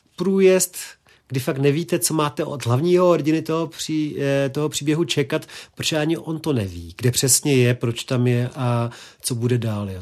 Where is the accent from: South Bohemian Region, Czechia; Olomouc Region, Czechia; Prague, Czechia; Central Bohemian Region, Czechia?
Prague, Czechia; Já jsem vyrůstal vlastně v Krči